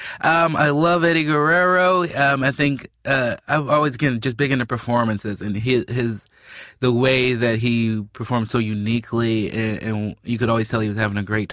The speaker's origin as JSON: {"language": "English", "town": "Chicago", "region": "Illinois", "country": "United States", "tie": "born or raised there", "said": "I grew up in Chicago"}